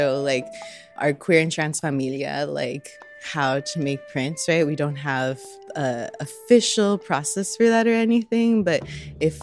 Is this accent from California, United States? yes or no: yes; Southeast Los Angeles County, California, United States; moved away as an adult; now in Chicago, United States; I'm actually from Southeast Los Angeles County, but I moved here in 2015.